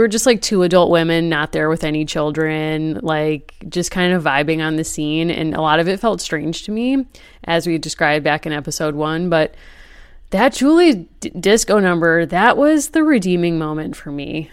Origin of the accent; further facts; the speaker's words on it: Wethersfield, Connecticut, United States; my hometown of Weathersfield, Connecticut